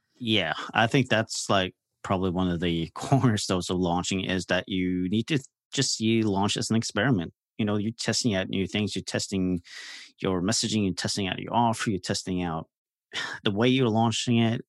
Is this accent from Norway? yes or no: yes; Norway; I'm from Norway, so I'm across the pond